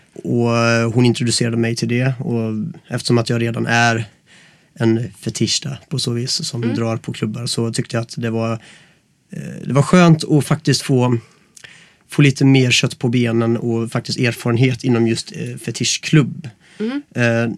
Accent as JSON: {"language": "Swedish", "town": "Gothenburg", "region": "Västra Götaland", "country": "Sweden", "moved": "as an adult", "lives_now": "Stockholm, Sweden"}